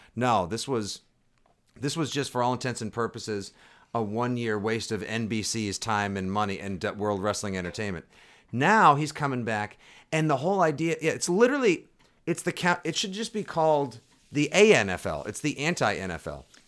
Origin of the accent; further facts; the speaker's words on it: Boston, Massachusetts, United States; I'm from Boston